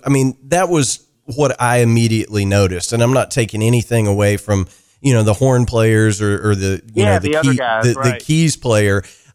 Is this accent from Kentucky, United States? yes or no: yes; Kentucky, United States